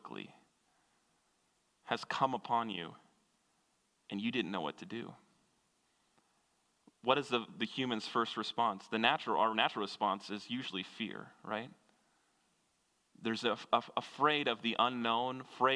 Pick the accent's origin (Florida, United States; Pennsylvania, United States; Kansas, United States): Kansas, United States; moved away; I grew up in Kansas, which is about as landlocked as you can get